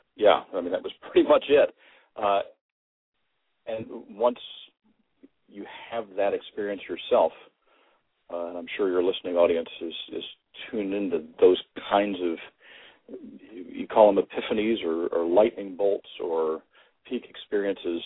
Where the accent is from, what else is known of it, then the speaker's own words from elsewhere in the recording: Kentucky, United States; I grew up in Kentucky, which is a very rich environment energetically